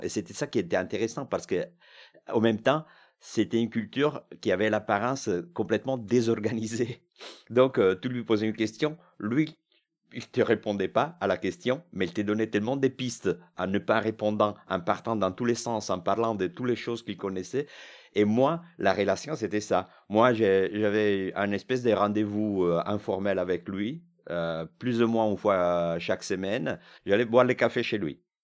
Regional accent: Milan, Lombardy, Italy; born or raised there; French is a second language; now in France

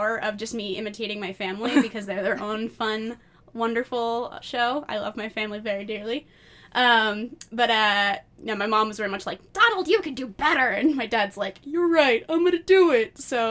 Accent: Mechanicsville, Virginia, United States; also born or lived in Tallahassee, Florida; I grew up primarily in Richmond, Virginia, technically Mechanicsville, Virginia, which has a funnier name that people tend to make unoriginal car jokes at. I have moved, I think, a total of 7 times before I turned 10 years old.

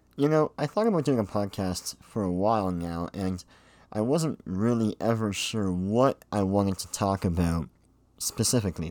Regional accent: Pickering, Ontario, Canada; I was born and raised here in Pickering, uh, Ontario, Canada.

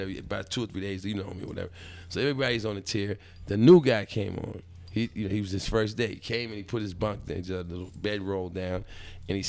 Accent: Brooklyn, Roosevelt, Long Island, New York, United States; I grew up in Brooklyn partially and in Roosevelt, Long Island

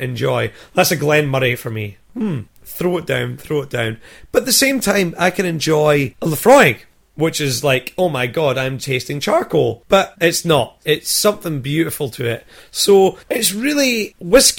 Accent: Scotland, United Kingdom; now in Australia; I am a Scotsman

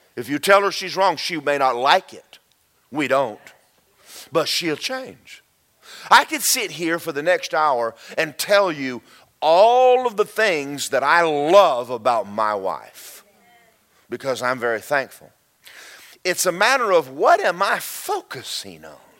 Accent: Georgia, United States; I grew up in Georgia

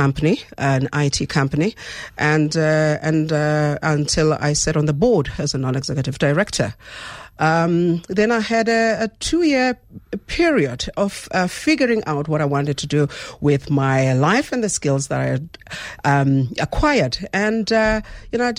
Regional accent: South Africa; I'd like to see myself as a South African

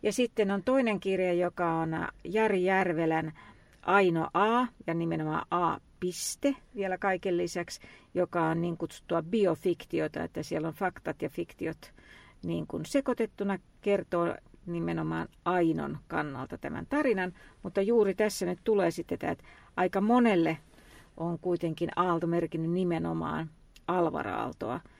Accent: Lahti, Päijänne Tavastia, Finland; lapsuuteni ja nuoruuteni viettänyt Lahdessa

